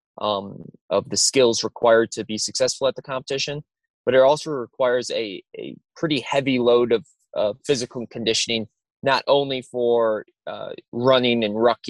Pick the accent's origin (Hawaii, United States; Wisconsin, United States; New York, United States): Wisconsin, United States; moved away as an adult; I'm originally from Wisconsin, born and raised there.